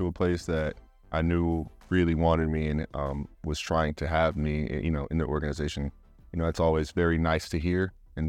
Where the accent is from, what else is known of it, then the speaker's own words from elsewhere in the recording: Utah, United States; born there; Yeah, well, for anyone that doesn't know, I'm a military brat, and I was born here in Hill Air Force Base.